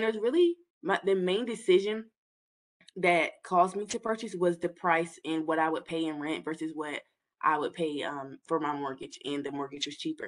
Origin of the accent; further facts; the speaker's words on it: Hampton Roads, Virginia, United States; I'm from the Hampton Roads area. I lived here all of my life